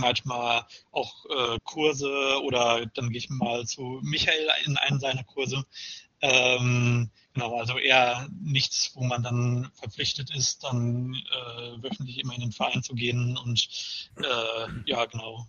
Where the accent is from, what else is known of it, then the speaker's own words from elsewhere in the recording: Paderborn, North Rhine-Westphalia, Germany; now in Mainz, Germany; meiner Geburtsstadt Paderborn und äh, meiner aktuellen äh, meinem aktuellen Wohnort Mainz